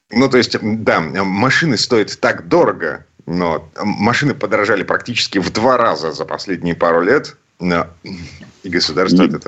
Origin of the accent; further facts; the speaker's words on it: Saint Petersburg, Russia; из Петербурга